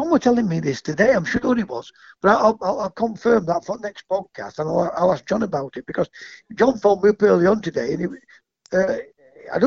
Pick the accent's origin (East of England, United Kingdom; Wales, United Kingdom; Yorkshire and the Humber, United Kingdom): Yorkshire and the Humber, United Kingdom; Kinsley; I'm from Kinsley